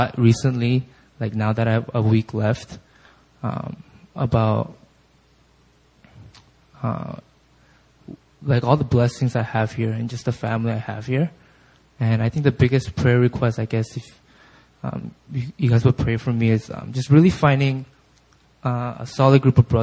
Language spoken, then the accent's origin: English; California, United States; moved away as an adult; growing up in California, I just really grew up in a bubble